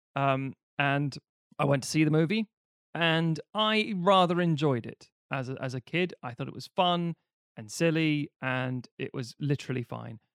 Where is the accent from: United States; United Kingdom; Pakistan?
United Kingdom; growing up in Britain